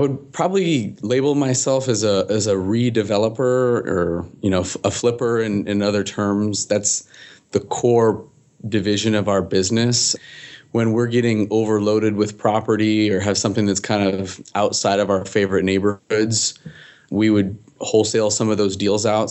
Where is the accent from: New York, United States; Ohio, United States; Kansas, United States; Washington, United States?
Washington, United States; Seattle; originally, I'm from Seattle